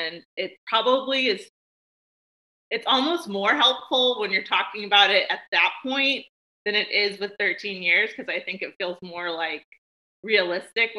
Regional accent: Nashville, Tennessee, United States; also born or lived in Memphis, Tennessee / San Diego / Portland, Oregon / St. Petersburg, Florida; I was born in Memphis, Tennessee, but I have mainly lived in Nashville my whole life, except for a few, you know, short periods

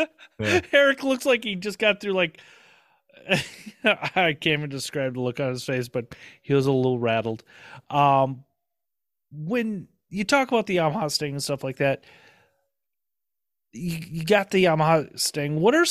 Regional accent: Minnesota, United States; I'm from Minnesota

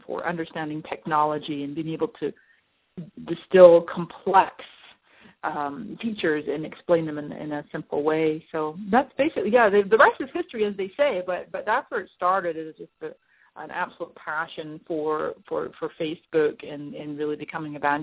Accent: Scotland, United Kingdom; moved away as an adult; also born or lived in Canada; now in San Diego, United States; I am Scottish-Canadian. I was born in Canada. I spent 20 years in Scotland

